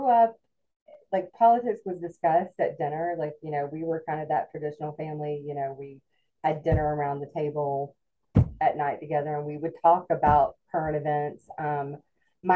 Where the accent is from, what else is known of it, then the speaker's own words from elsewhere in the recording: Alpharetta, Georgia, United States; I grew up in, when I was growing up, it was a small suburb about 35 minutes north of Atlanta called Alpharetta.